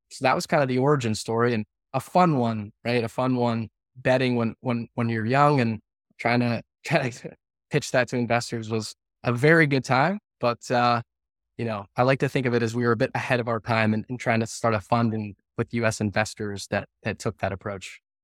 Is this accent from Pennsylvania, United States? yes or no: yes; right outside of Scranton, Northeast Pennsylvania, United States; I grew up in Northeast Pennsylvania, uh, right outside of Scranton